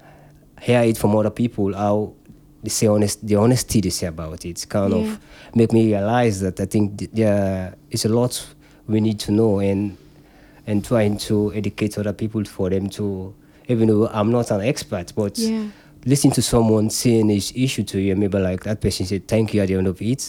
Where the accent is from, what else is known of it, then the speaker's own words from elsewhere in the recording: Sierra Leone; now in United Kingdom; I'm from Africa